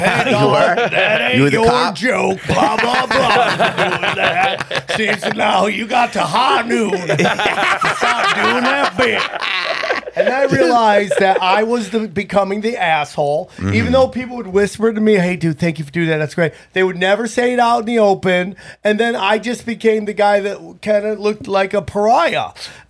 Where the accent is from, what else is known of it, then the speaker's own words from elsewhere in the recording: Upstate New York, United States; also born or lived in Las Vegas; now in Los Angeles, United States; Upstate New York, and I lived in Vegas for 5 or 6 years.